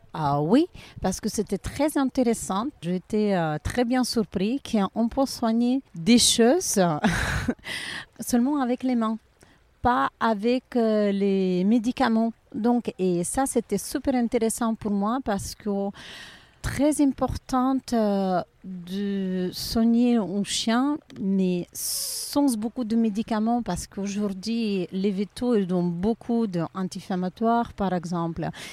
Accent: Ukraine; French is a second language; also born or lived in Pisa, Italy / Saint-Jean-Cap-Ferrat, France; now in Monaco; je suis ukrainienne

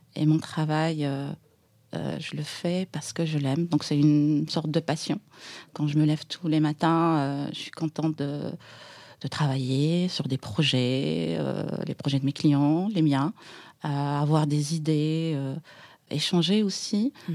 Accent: Aïn Beïda, Oum El Bouaghi Province, Algeria; moved away as an adult; now in Paris, France; je suis née en Algérie, dans, dans une ville à l'est euh, d'Alger, dans les Aurès

